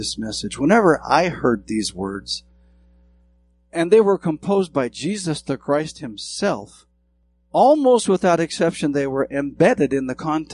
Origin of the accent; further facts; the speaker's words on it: southwestern Montana, United States; I grew up in Montana, in a rural county in the southwestern portion of Montana that's famous for cattle, sheep, and hay